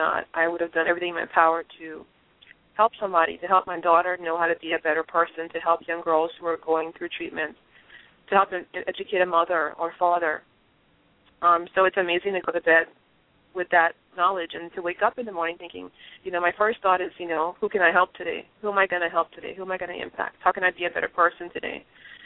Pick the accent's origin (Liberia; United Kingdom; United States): Liberia; moved away; where I grew up in Liberia.